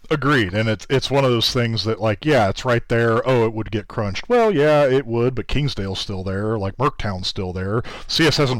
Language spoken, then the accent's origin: English; Kansas, United States; moved away; I'm from Kansas originally